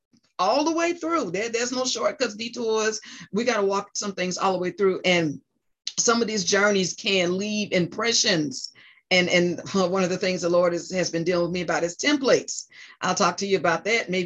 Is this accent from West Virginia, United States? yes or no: no; New Jersey, United States; moved away; also born or lived in South Carolina / North Carolina; my home state, New Jersey